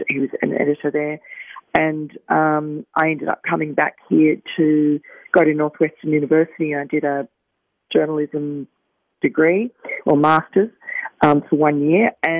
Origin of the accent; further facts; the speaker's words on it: Australia; accent: Australian; moved away as an adult; also born or lived in Jamaica, Queens, New York / Tokyo, Japan / Sydney; now in United States; we moved to Tokyo, where I spent 6 years at an American school and had a very strong American accent. And then we moved to Australia, which is my parents' or my mother's homeland. And I got an Australian accent overnight, pretty much.